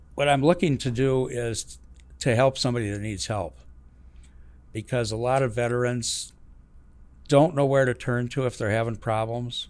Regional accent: Madison, Wisconsin, United States; I grew up in the Midwest, uh, Madison, Wisconsin

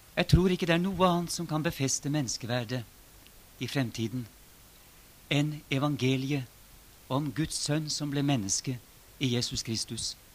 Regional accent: Norway; Det som har skjedd i våre sammenhenger, hjemme i Norge, som er blitt en del av min egen livshistorie

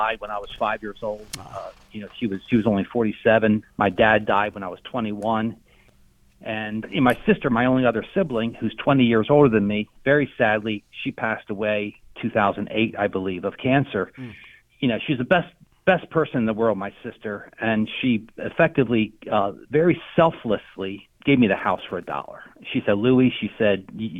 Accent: Hershey, Pennsylvania, United States; I was born and raised in Hershey, Pennsylvania.

